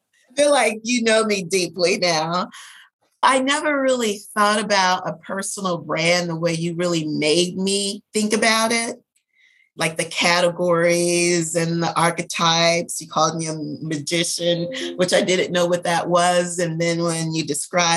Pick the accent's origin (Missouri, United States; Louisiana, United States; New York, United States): Louisiana, United States; New Orleans; I was born and raised in New Orleans